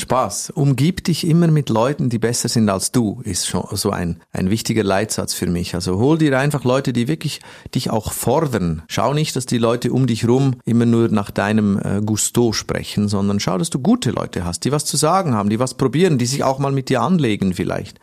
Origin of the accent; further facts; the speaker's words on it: Switzerland; ich komme aus der Schweiz